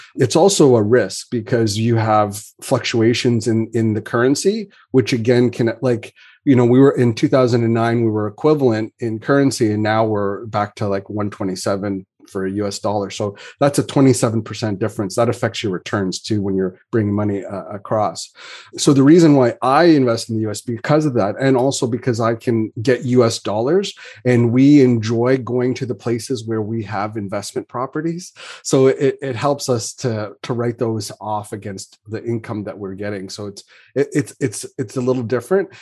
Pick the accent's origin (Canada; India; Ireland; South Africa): Canada; as a Canadian